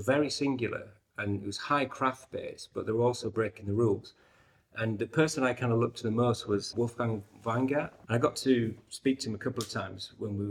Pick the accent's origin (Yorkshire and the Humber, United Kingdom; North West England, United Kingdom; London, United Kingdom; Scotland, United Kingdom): Yorkshire and the Humber, United Kingdom; York; York, right. As you can tell from my accent.